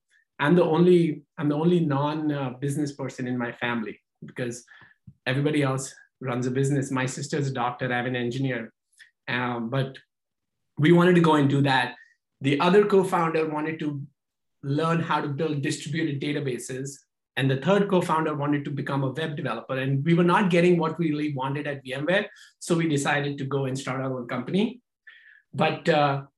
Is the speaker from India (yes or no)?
yes; India; moved away as an adult; now in United States; we come from India, we get a master's degree in engineering, and then we become an engineer